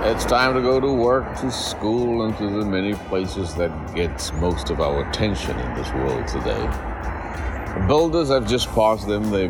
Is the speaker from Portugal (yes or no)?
yes; Portugal; we came from Portugal.